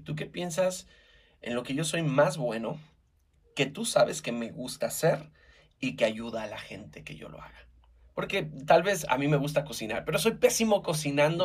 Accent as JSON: {"language": "Spanish", "country": "Mexico", "said": "como buen mexicano"}